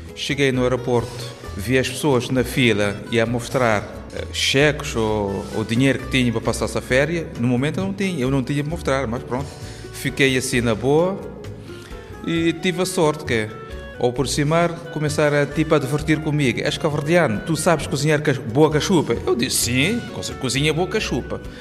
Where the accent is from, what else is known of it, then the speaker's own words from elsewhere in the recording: Cape Verde; moved away as an adult; now in Portugal; sou cabo-verdiano